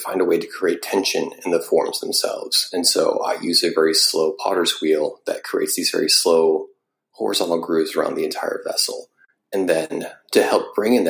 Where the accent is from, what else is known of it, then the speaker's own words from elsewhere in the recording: Missouri, United States; also born or lived in Northern Iowa; growing up in Missouri